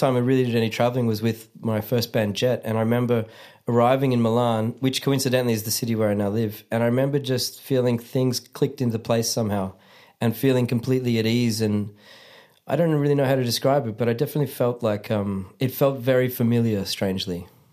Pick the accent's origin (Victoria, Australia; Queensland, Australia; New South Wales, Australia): Victoria, Australia; Melbourne; moved away as an adult; now in Germany; I grew up in Australia, not not really ever feeling completely Australian or completely Italian or completely Scottish.